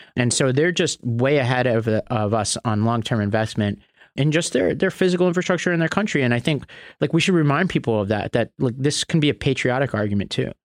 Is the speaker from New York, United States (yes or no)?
yes; New York, United States; my home state of New York